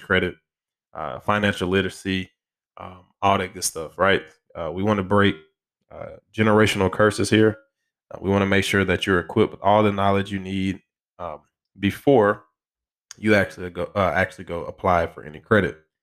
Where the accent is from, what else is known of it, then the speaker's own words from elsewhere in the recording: Alabama, United States; my home state